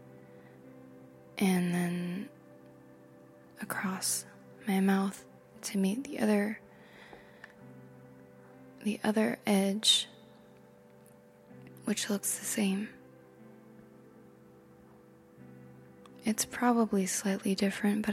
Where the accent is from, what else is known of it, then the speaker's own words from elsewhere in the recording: United States; I am American